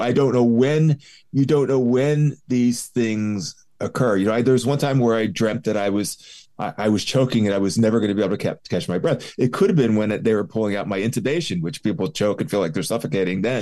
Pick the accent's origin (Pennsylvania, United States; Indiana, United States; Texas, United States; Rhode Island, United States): Pennsylvania, United States; Philadelphia; I grew up in Philly